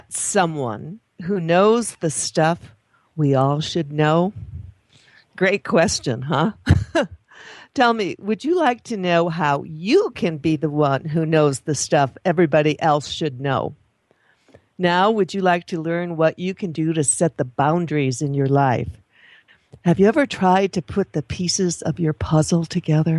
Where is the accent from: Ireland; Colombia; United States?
United States; Michigan; I was born in Michigan